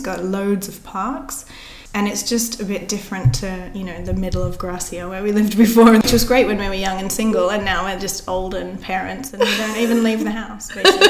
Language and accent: English; Australia; now in Barcelona, Spain; as an Aussie